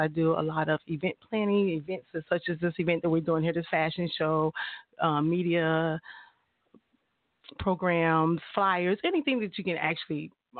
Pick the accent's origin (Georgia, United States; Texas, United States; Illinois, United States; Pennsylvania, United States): Illinois, United States; East St. Louis; now in Tulsa, United States; I'm originally from St. Louis, Missouri.